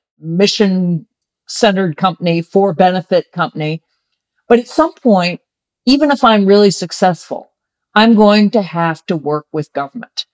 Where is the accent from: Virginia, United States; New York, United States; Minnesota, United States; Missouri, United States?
Virginia, United States; I grew up in Virginia in the 60s and 70s